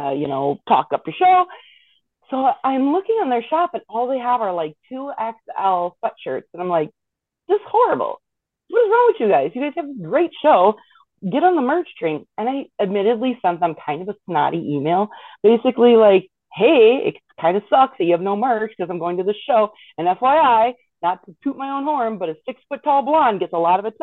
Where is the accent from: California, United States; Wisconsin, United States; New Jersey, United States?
Wisconsin, United States; I grew up in Wisconsin, you know, the land of deer hunting